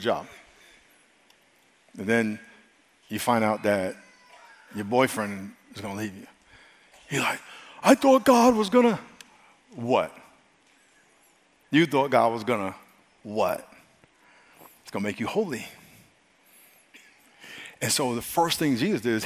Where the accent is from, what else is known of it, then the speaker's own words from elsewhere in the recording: United States; I'm American